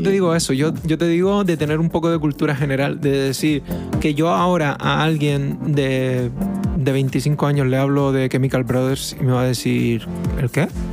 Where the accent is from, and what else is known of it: Canary Islands, Spain